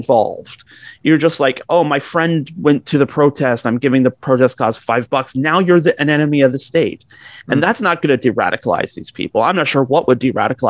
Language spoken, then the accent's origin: English; Guelph, Ontario, Canada; I'm from Guelph